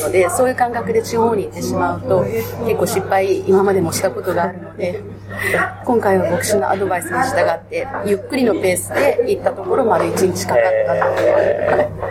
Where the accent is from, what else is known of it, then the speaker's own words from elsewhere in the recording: Tokyo, Japan; 私は、あの、東京生まれ、東京育ちで、東京の大きな教会の信